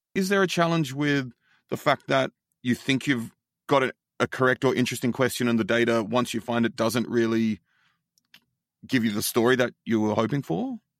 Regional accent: Australia; now in United States; as an Australian

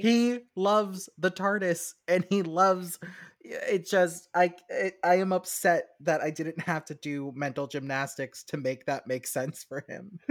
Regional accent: United States; being American

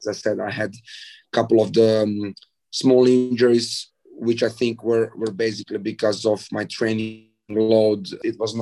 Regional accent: Zadar, Zadar County, Croatia; Zadar is kind of my hometown

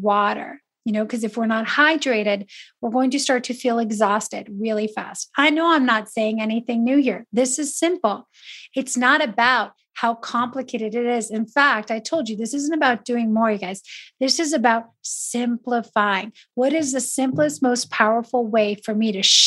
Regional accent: Italy; moved away; I grew up in Italy

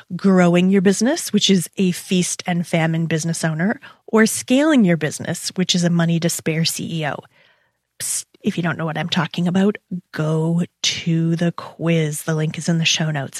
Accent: Toronto, Ontario, Canada; We're both Toronto girls

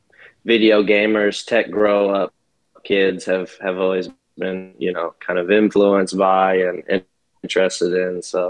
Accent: Fort Wayne, Indiana, United States; now in Nashville, United States; Retired in Nashville, 2016. Here, a little closer to home. I'm from Fort Wayne, Indiana, originally. You know, 260 represent.

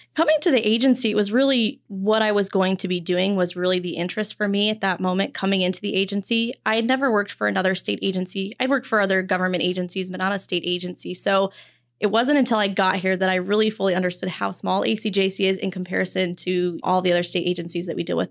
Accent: Wyoming, United States; moved away as an adult; also born or lived in Phoenix; I'm originally from Wyoming

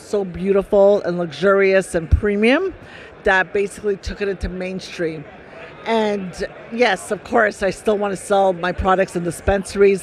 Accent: Canada; I'm from Canada.

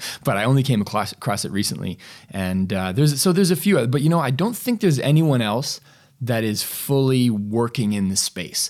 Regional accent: Canada; I'm from Canada

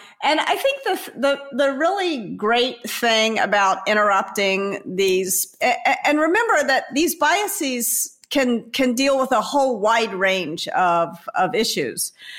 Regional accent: the South, United States; the reason why girls rankles when someone calls me a girl is that I was raised in the American South.

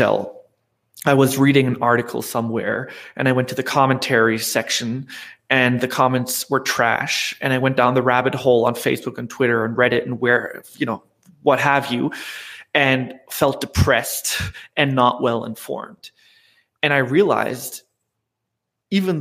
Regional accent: Germany; I'm from Germany, so I've been an entrepreneur in Europe

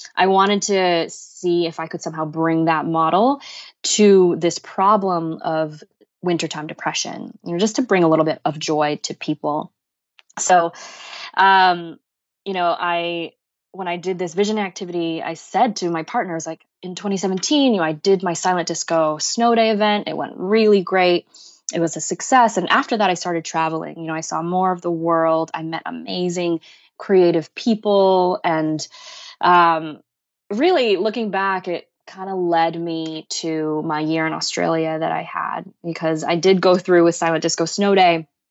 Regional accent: Boston, Massachusetts, United States; growing up in Boston, we have really terrible winters here

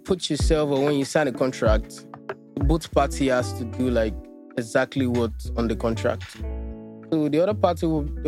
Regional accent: Lagos, Nigeria; also born or lived in Alagbado, Lagos; I was actually born in Alagbado, Mero. But I stayed with my grandma in Mushin, like from primary school through secondary school.

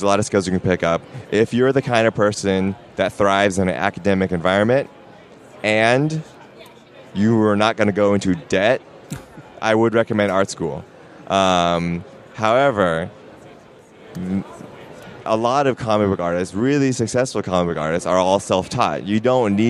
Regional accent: Portland, Oregon, United States; I'm from Portland

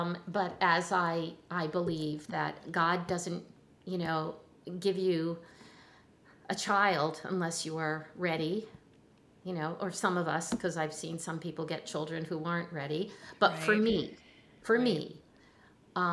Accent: New Jersey, United States; I'm from Jersey, you know, and I'm Italian

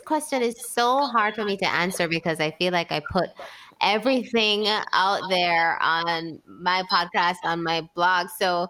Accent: Jamaica; also born or lived in Spain; I'm from the Caribbean.

